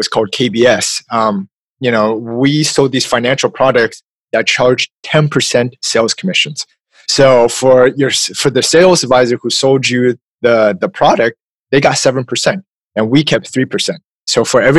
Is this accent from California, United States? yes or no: yes; California, United States; I'm from California